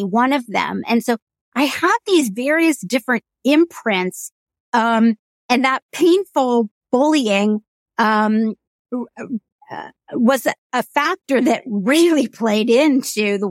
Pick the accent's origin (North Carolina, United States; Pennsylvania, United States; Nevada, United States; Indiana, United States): Indiana, United States; There's not a huge Indian community in the state of Indiana, but we would all congregate in Indianapolis, a lot of us, at Diwali and celebrate